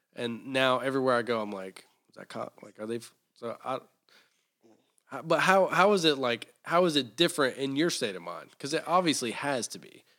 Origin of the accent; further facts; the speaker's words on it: Taylorsville, North Carolina, United States; I'm from Taylorsville, North Carolina.